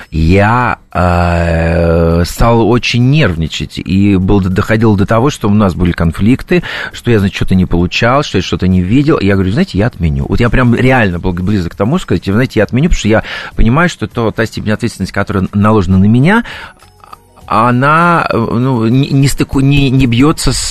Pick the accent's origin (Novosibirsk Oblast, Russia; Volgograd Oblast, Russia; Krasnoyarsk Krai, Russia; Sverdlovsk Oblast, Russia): Novosibirsk Oblast, Russia; Novosibirsk; это мне подарили в Новосибирске, почему это мой родной город, это команда хоккейный Сибирь, это стадион Сибирь, на который я ходил в детстве заниматься